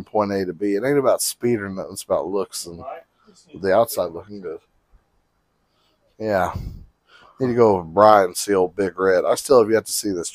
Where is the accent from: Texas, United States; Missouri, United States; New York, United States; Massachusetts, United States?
Missouri, United States; Kansas City; now in Kansas, United States; I was born in Kansas City, Missouri